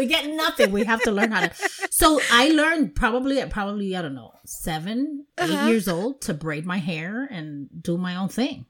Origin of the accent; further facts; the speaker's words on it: New York, United States; growing up in New York, first of all, I'm the baby. So I'm like number five.